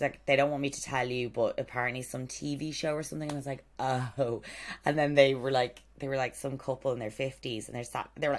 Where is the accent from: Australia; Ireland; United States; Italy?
Ireland; I'm Irish.